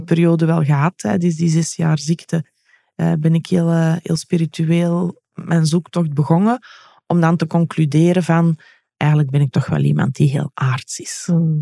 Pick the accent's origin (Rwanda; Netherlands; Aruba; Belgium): Belgium; ben ik wel een echte Belg